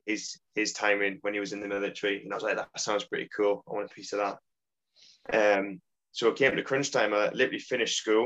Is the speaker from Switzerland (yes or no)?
no; Consett, North East England, United Kingdom; moved away as an adult; I grew up in the northeast in a little mining town just outside of Durham, famous for the steelworks called Concert